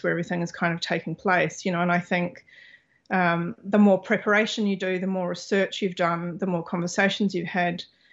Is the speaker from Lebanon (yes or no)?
no; New Zealand; moved away as an adult; also born or lived in Australia / Los Angeles; I was born in New Zealand. You know, I'm of Māori and European heritage